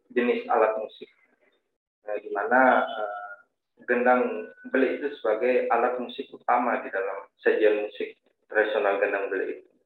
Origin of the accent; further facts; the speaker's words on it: West Nusa Tenggara, Indonesia; Nah, saya dari Prana dari Lombok, Nusa Tenggara